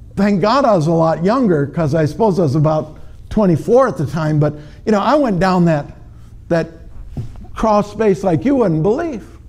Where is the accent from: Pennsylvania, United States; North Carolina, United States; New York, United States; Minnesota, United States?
Minnesota, United States; I'm from Minnesota.